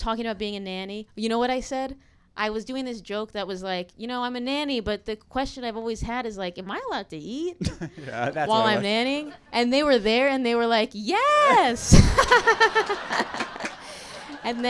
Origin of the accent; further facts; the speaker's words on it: New Jersey, United States; I'm actually from New Jersey